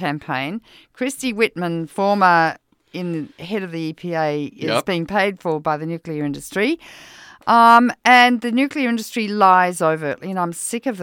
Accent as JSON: {"language": "English", "country": "Australia", "moved": "yes", "lives_now": "United States", "said": "I'm Australian."}